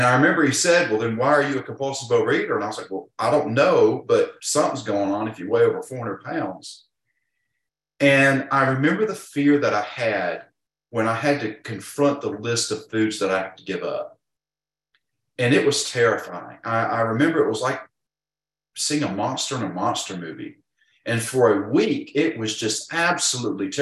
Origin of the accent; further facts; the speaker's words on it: Georgia, United States; accent: drawl; I'm from Georgia, if you cannot tell from my draw